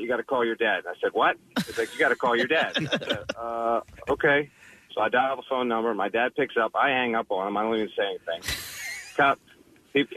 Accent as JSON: {"language": "English", "town": "Havertown", "region": "Pennsylvania", "country": "United States", "tie": "born or raised there", "said": "Delaware County, growing up in Havertown."}